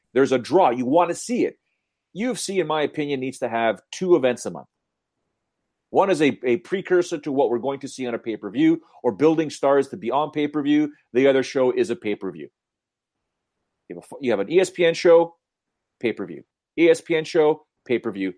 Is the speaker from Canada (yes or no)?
yes; Canada; James and I being Canadian